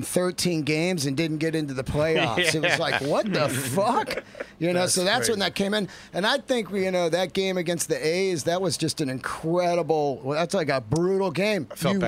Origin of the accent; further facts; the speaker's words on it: San Francisco, California, United States; I grew up in San Francisco, so I would just go to games.